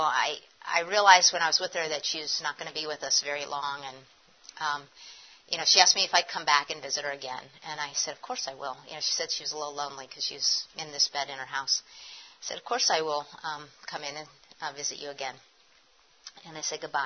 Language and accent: English; Erie, Pennsylvania, United States; moved away; also born or lived in Philadelphia; when I was a kid when I did have my growing up in Erie